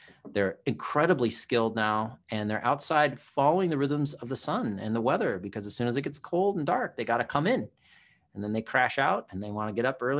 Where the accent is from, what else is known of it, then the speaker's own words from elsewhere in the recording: California, United States; also born or lived in Hawaii; So when I was a kid growing up in Southern California and Hawaii, right, we didn't have these video games.